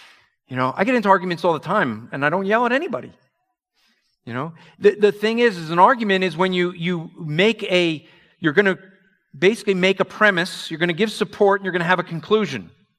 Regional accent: New York, United States; Okay, I'm from New York area.

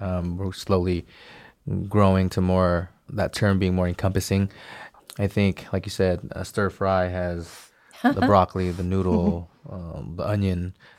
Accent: Bay Area, California, United States; growing up in the Bay Area

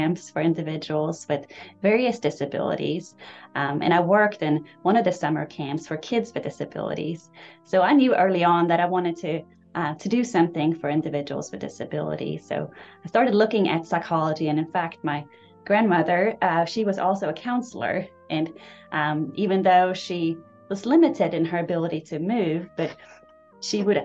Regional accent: Stockholm, Stockholm County, Sweden; moved away as an adult; now in Birmingham, United States; my hometown of Stockholm

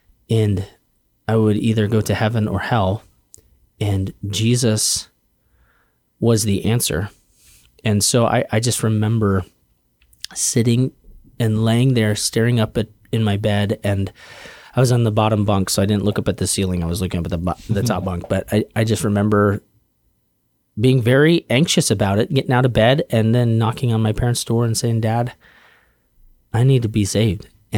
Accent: Denver, Colorado, United States; I grew up in Denver, Colorado. My dad's a pastor.

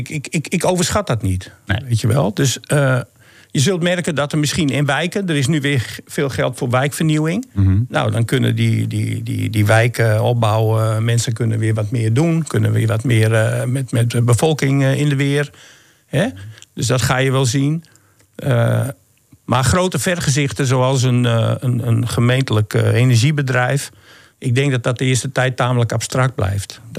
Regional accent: Groningen, Netherlands; Maar je vraagt van wat zullen we er in zijn totaliteit van merken als, Groning, ja, als Groningers.

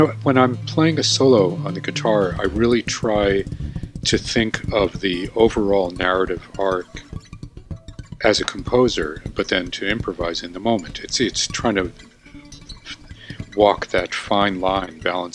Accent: White Plains, New York, United States; also born or lived in Cleveland, Ohio; I'm originally from Cleveland, Ohio, but from age 5 on lived in White Plains, New York until I finished high school

